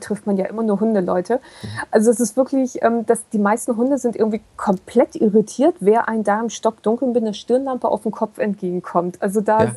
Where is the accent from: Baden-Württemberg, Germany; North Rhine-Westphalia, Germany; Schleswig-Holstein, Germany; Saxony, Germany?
Schleswig-Holstein, Germany; Kiel; ich komme nur aus Kiel, ich bin echt Seeratte